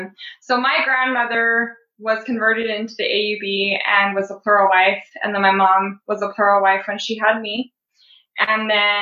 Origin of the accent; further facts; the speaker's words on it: Southern Utah, United States; Yeah, I was born and raised in the LDS church in Southern Utah. I've been here my whole life.